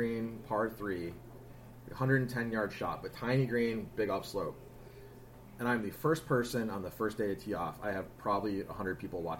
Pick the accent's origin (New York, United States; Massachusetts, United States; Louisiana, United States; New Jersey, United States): Massachusetts, United States; Boston; people know that we're from Boston.